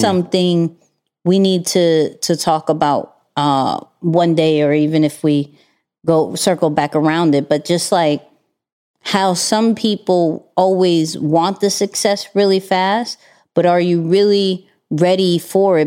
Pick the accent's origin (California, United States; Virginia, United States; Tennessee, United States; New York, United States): New York, United States; being a New Yorker